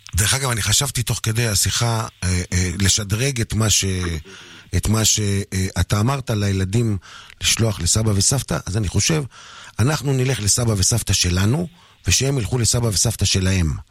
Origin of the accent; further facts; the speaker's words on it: Kiryat Shmona, Northern District, Israel; המזרחים בילדות בקריית שמונה